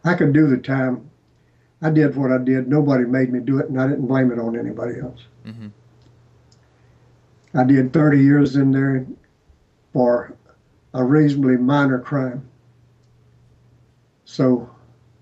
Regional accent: Jacksonville, Florida, United States; I grew up in Jacksonville

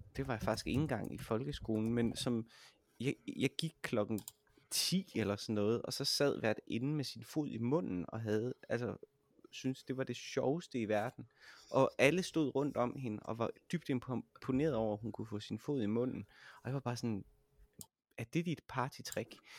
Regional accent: Jutland, Denmark; jeg er fra Jylland

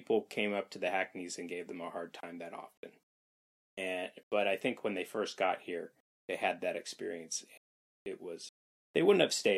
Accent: Bay Area, California, United States; also born or lived in the South; now in Vermont, United States; I grew up in the Bay Area

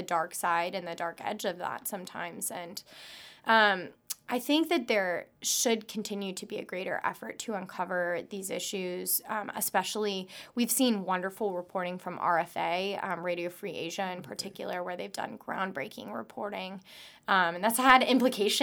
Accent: United States; as an American

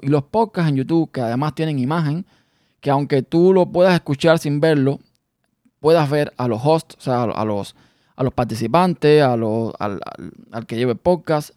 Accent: Cuba; now in United States; salimos de nuestro país, de Cuba, y llegamos a los Estados Unidos

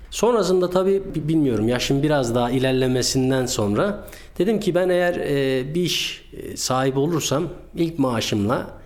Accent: Erzurum, Turkey; Erzurumluyum. 1982 Erzurum doğumluyum.

